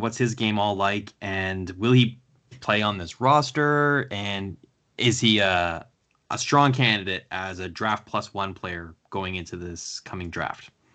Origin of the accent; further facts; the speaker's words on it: Canada; being a Canadian